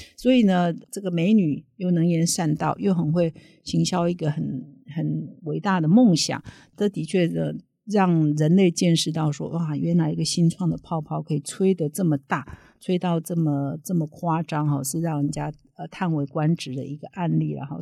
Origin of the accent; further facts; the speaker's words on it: Taiwan; 我们台湾人非常熟悉的名校